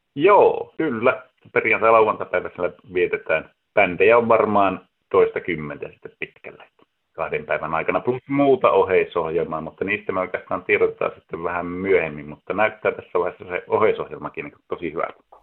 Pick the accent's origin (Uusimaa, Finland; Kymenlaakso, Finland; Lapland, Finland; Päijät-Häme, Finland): Lapland, Finland; Ylitornio; now in Oulu, Finland; Ylitornioltahan kotoisin olen